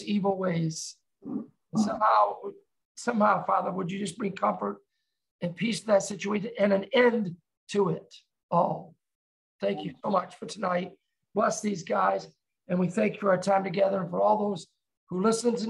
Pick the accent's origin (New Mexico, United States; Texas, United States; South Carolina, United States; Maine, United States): Maine, United States; Maine, my home state